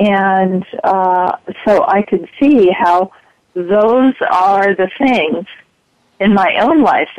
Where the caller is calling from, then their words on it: San Diego, California, United States; Hi, I'm from San Diego.